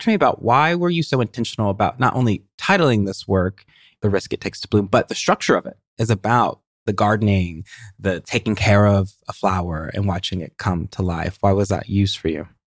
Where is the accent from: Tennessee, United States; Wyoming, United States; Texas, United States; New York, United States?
Tennessee, United States; I identified as a writer from Tennessee